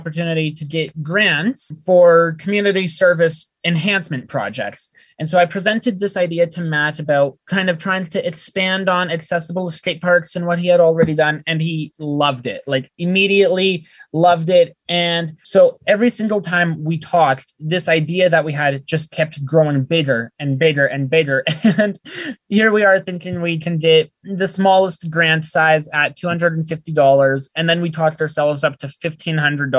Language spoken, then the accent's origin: English; Calgary, Alberta, Canada; I am as well from Calgary